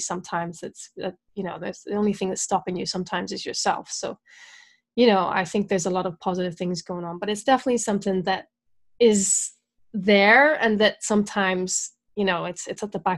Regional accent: Belfast, Northern Ireland, United Kingdom; also born or lived in Scotland / Brighton / Dorset / Bristol; I am. I'm from Northern Ireland, yeah. Belfast.

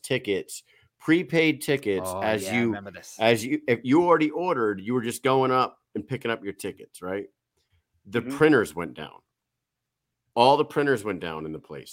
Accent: New England, United States; We're Stunads from New England

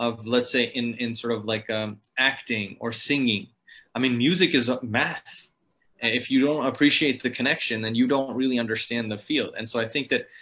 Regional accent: Ohio, United States; I grew up in Ohio, which is, if you're familiar with the United States, kind of in the center of it

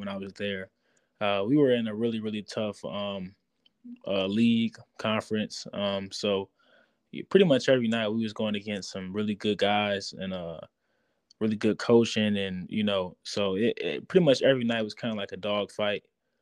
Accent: Waukegan, Illinois, United States; Yeah, Waukegan.

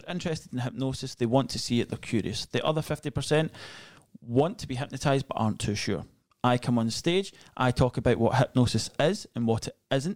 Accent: Scotland, United Kingdom; accent: Scottish; I'm Scottish

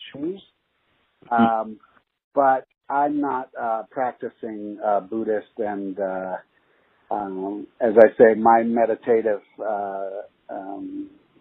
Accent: Los Angeles, California, United States; also born or lived in Toronto, Canada / England; I was born actually in Toronto, Canada, and then went back to England for a little bit and then eventually moved and set roots in Los Angeles

